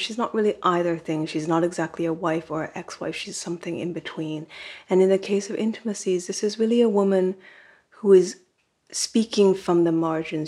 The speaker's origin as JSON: {"language": "English", "region": "California", "country": "United States", "tie": "born or raised there", "first_language": "Japanese", "said": "I grew up in California, but my parents were both immigrants to this country"}